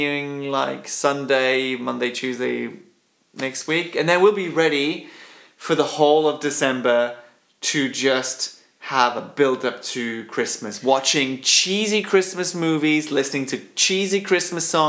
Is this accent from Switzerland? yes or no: yes; Switzerland; born and bred in Switzerland, like myself